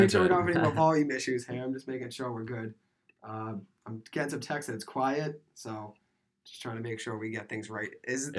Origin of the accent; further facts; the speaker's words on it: Boston, Massachusetts, United States; I'm a junior from South Boston, Massachusetts.